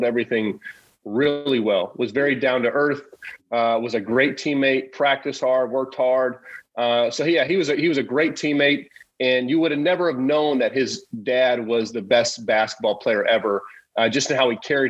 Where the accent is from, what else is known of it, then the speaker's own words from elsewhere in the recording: Illinois, United States; to represent my hometown team